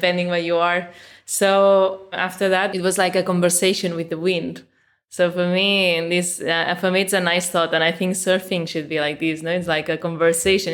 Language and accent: English; Mataró, Catalonia, Spain; I'm in Mataró, which is my hometown.